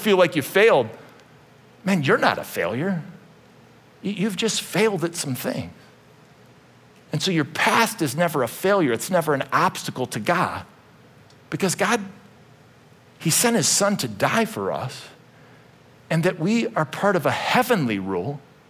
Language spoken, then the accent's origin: English; Euclid, Ohio, United States; When I was a little kid, I grew up in Euclid, Ohio